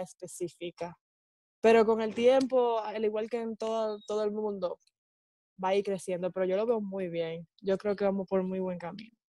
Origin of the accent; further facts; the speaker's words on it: Dominican Republic; soy dominicana, así que mi talento va a ser talento dominicano